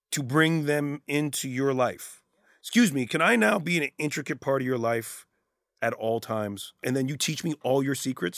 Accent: Canada; being Canadian

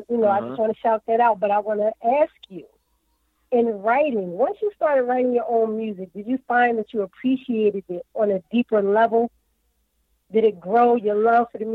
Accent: Philadelphia, Pennsylvania, United States; accent: Philly; I'm from Philly. You know, Philadelphia.

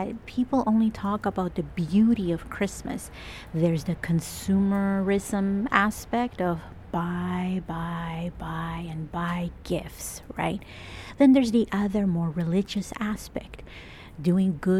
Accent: El Salvador; now in Toronto, Canada; I'm Latin American, I'm Salvadorian.

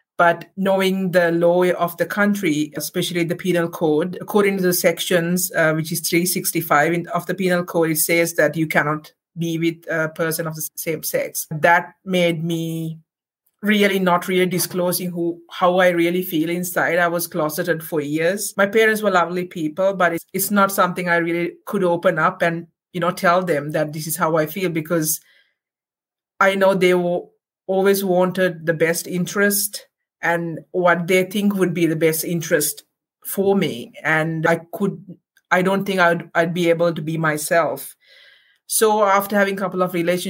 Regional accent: Sri Lanka; moved away as an adult; now in Canada; I'm originally from Sri Lanka

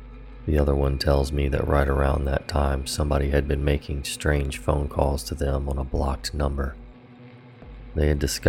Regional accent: Maryland, United States

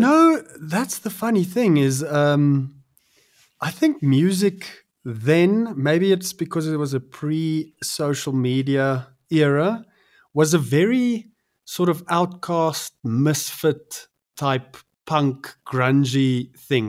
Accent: Pretoria, Gauteng, South Africa; growing up in the Mot, I still love the the moat

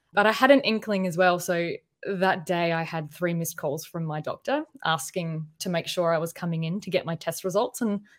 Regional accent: Adelaide, South Australia, Australia; now in Melbourne, Australia; No, I moved here. I'm actually from Adelaide, South Australia, but that's a bit quiet, boiling hot and boring.

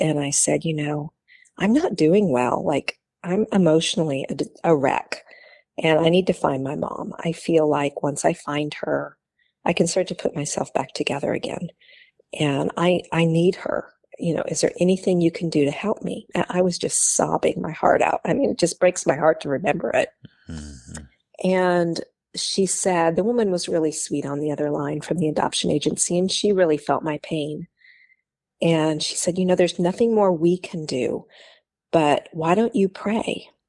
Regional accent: Oregon, United States; born there; I was born in Oregon.

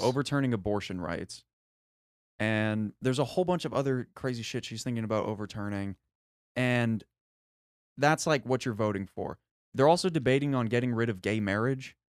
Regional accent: United States; as an American

